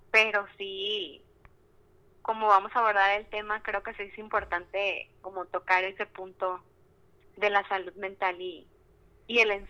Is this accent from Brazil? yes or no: no; Culiacán, Sinaloa, Mexico; como dijo Ricardo, soy de Culiacán